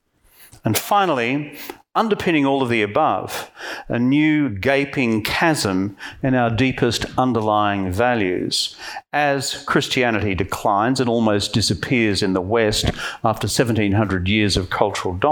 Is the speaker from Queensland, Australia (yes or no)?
yes; Queensland, Australia; I'm from Queensland